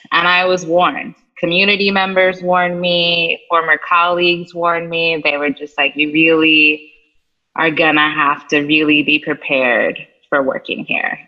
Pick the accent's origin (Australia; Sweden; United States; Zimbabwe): United States; East Coast; moved away; I'm originally from the East Coast